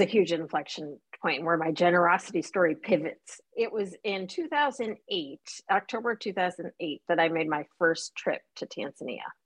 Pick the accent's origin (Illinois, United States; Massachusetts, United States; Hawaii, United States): Illinois, United States; Chicago; also born or lived in Saigon, Vietnam; I grew up in the Chicagoland area